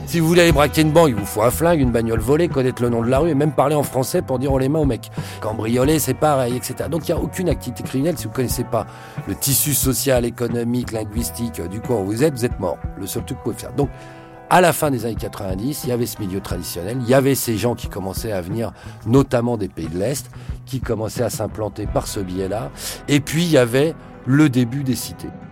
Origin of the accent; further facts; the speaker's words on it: Pantin, Île-de-France, France; quand j'étais jeune, à Pantin, voilà, ils vendaient déjà des barrettes à la cité à côté de chez moi